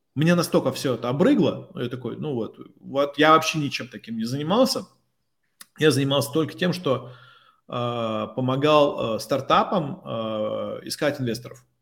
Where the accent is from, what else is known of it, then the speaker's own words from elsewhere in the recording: Tomsk, Tomsk Oblast, Russia; moved away as an adult; also born or lived in Moscow; я простой пацан из Томска